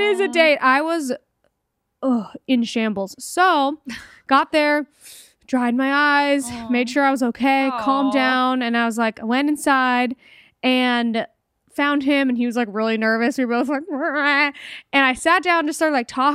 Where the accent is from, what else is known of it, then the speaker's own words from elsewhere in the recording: Northern California, United States; moved away as an adult; also born or lived in Los Angeles, California; I go up to Northern California. I lived in LA. I went up north to visit my hometown.